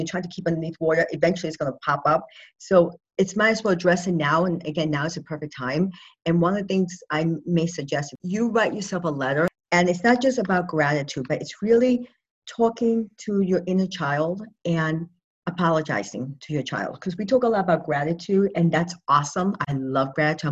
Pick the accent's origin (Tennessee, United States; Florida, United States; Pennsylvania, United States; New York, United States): New York, United States; moved away; I'm originally a New Yorker